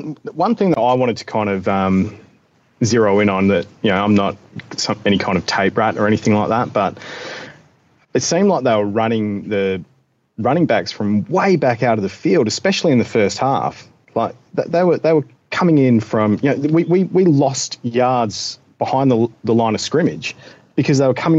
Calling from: Australia; I'm calling from Australia.

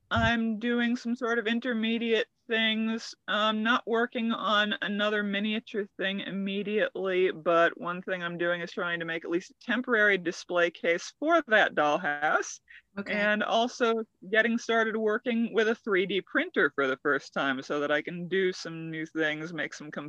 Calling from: California, United States; The Santa Cruz Mountains in California.

